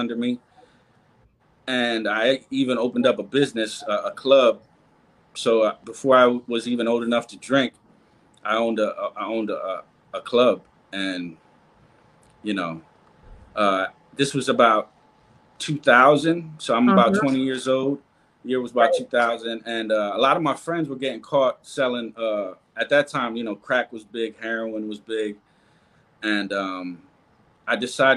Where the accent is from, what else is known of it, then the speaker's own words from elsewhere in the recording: Lancaster, Pennsylvania, United States; also born or lived in Bronx, New York City; I'm originally from New York City, the Bronx. And at the age of 5, I moved to Lancaster, Pennsylvania